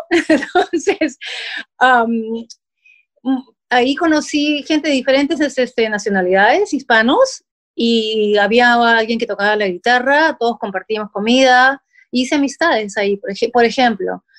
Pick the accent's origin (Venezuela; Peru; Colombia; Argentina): Peru; moved away as an adult; now in United States; soy mamá peruana, con dos hijos ya grandes